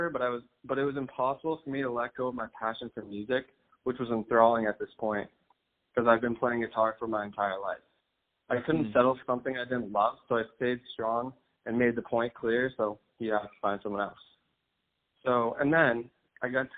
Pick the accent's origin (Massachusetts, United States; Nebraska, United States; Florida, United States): Massachusetts, United States; Boston; moved away as an adult; also born or lived in Los Angeles; I'm from Boston. I was there at the time.